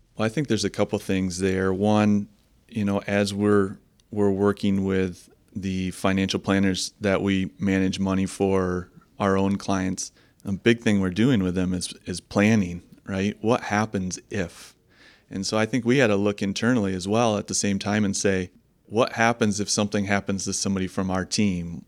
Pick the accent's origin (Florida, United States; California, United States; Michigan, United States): Michigan, United States; Holland; I was born and raised in Holland, uh, Michigan. and still, uh, raising the family here.